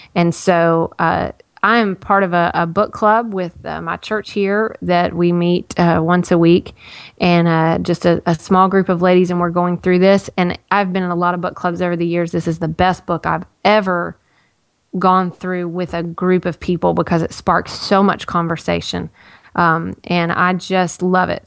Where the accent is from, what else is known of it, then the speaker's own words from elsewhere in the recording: Nashville, Tennessee, United States; I was born in Baptist Hospital.